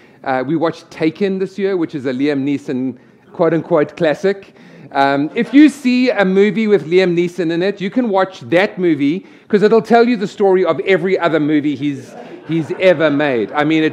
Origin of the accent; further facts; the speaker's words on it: Chicago, Illinois, United States; accent: American, Chicago; Todd just said I should preach with my American, my Chicago accent.